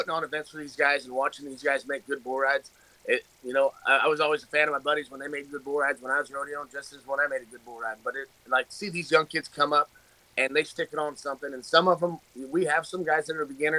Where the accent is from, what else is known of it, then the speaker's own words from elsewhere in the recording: Arizona, United States; moved away as an adult; now in Pacific Northwest, United States; I grew up in Arizona, and we moved up here.